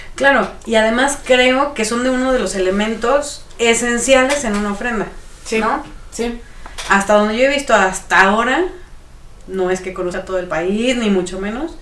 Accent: Mexico; como mexicanos

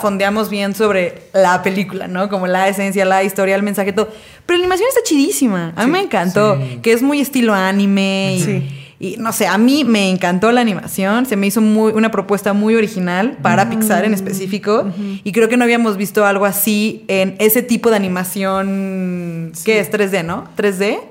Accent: Mexico; como mexicanos que somos, eh, vivimos en un país donde la cultura está muy arraigada

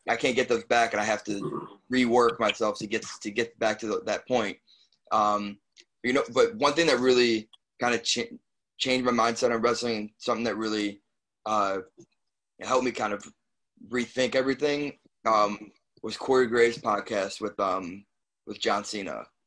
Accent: Chicago, Illinois, United States; born or raised there; moved away; also born or lived in New Jersey

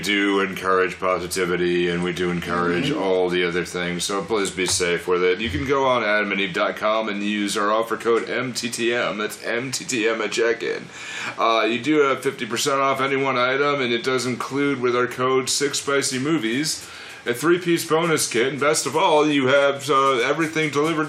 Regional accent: Massachusetts, United States; he was paired to me because I do not sound like I'm from Massachusetts at all.

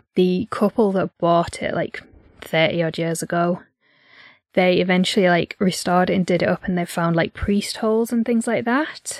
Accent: Yorkshire and the Humber, United Kingdom; accent: northeastern; But I'm from North Yorkshire, not East Yorkshire

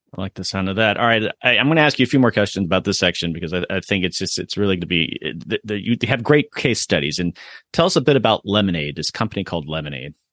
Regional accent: Sarasota, Florida, United States; moved away; I grew up in Sarasota, which is just an hour north

